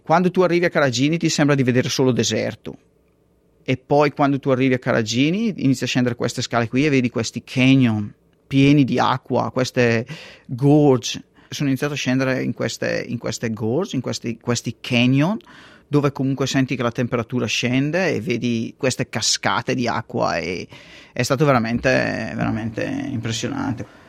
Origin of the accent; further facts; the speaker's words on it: Castenedolo, Lombardy, Italy; moved away as an adult; now in Perth, Australia; andare via dal posto da dove io sono cresciuto